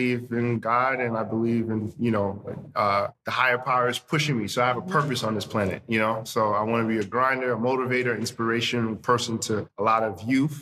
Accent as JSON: {"language": "English", "town": "Deer Park", "region": "New York", "country": "United States", "tie": "born or raised there", "also_born_or_lived": "Haiti / Flatbush, Brooklyn", "said": "Then we moved to Deer Park, Long Island"}